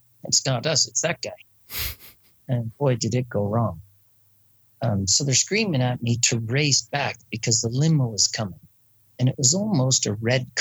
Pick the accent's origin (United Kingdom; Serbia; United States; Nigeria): United Kingdom; I'm British